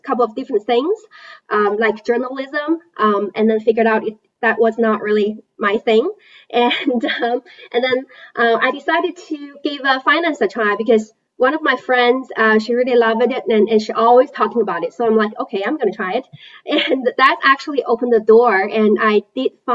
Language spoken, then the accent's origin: English; China; moved away; I was born and raised in China.